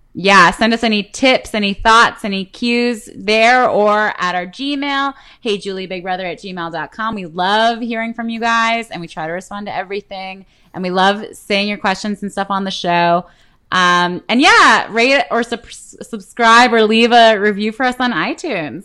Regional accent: Canada; I'm Canadian.

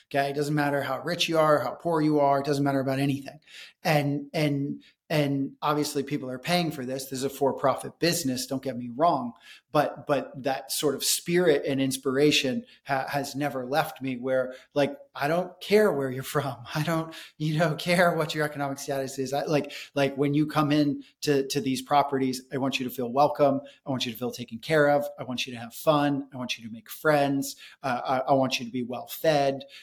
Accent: India; it very much had like a a very positive experience on me when I was a kid growing up in India

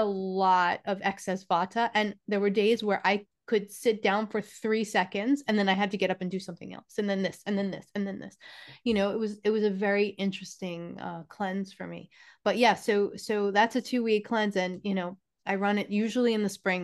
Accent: New York, United States; I am from New York

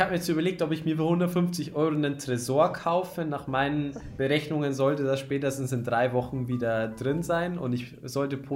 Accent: Bavaria, Germany; Ich komme aus Niederbayern, nicht aus Oder Oberbayern.

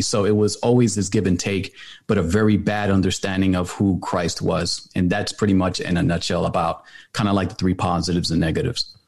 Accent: New York City, New York, United States; now in Atlanta, United States; I was born in New York City. I lived in the Bronx, moved over to Atlanta, uh, finished high school here

